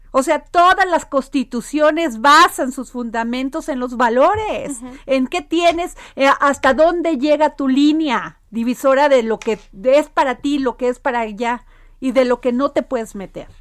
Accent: Mexico; somos así los mexicanos y las mexicanas

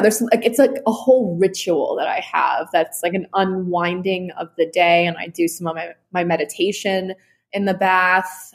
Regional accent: New York City, New York, United States; I grew up in New York City

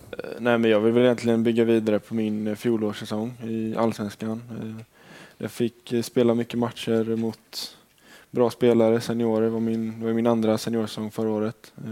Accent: Gothenburg, Västra Götaland, Sweden; moved away; jag har varit hemma i Göteborg

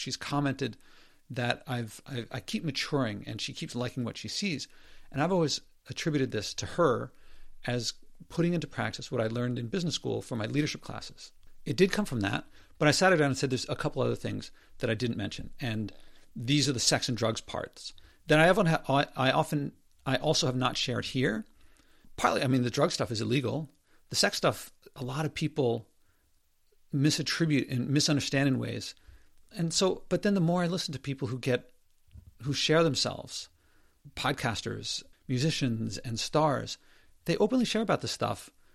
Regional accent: Philadelphia, Pennsylvania, United States; Growing up in Philadelphia in the seventies

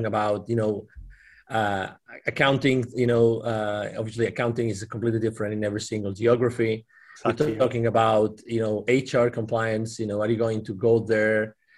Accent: Barcelona, Catalonia, Spain; also born or lived in Dallas, Texas; I'm originally from Spain, from Barcelona, but I lived in Dallas, Texas. I've lived in 8 different countries in my life.

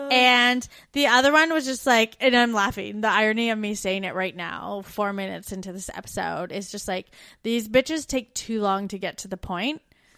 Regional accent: Canada; moved away as an adult

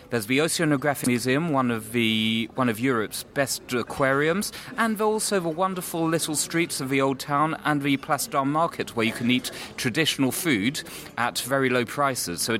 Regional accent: Monaco; also born or lived in London, United Kingdom; I'm a British national. I was born in London and I moved to Monaco 28 years ago when I was uh, 11 years old and have um, lived and worked here pretty much on and off apart from university, ever since.

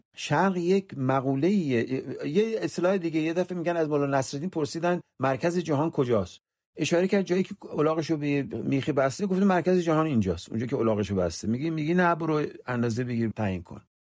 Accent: southern Iran, Iran; first language Persian; moved away as an adult; now in United States; من ایرونی هستم من مثلا از جنوب ایران اومدم

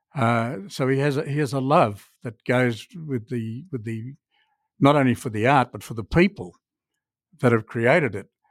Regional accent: Australia; as, uh, Australians

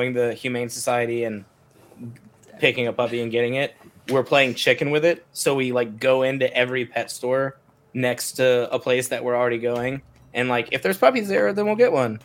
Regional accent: Chicago, Illinois, United States; I was born in Chicago

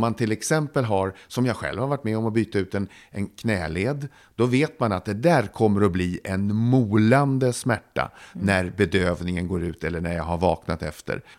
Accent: Södertälje, Stockholm County, Sweden; hemma i Södertälje. Jag var sex år gammal

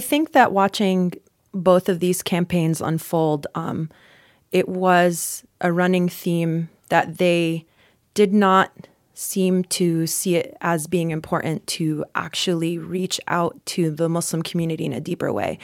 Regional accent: North Carolina, United States; I'm from North Carolina

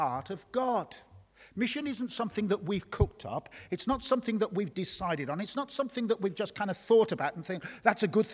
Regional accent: Birmingham, West Midlands, United Kingdom; I'm a son of Birmingham, that beautiful city in the Midlands with over a million in its population. Great city, wonderful city. I love the city of Birmingham. And I grew up there as a little boy

